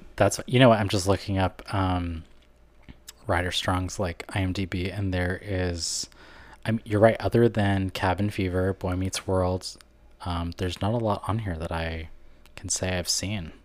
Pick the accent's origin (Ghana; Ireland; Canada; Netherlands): Canada; I'm from Canada